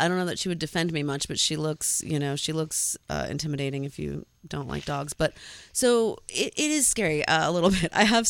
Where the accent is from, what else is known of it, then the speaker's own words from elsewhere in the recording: Connecticut, United States; I grew up in Connecticut